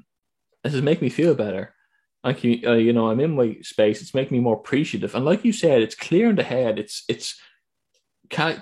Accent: Ireland; I'm from Ireland

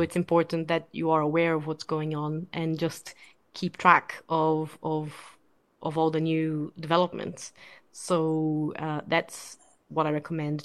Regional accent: Brazil; moved away; I'm originally from Brazil

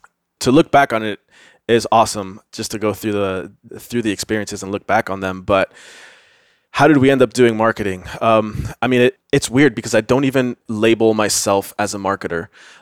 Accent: Miami, Florida, United States; moved away as an adult; also born or lived in Tampa; now in Austin, United States; born and raised in Miami, did grad school in Tampa, and then moved here from Tampa.

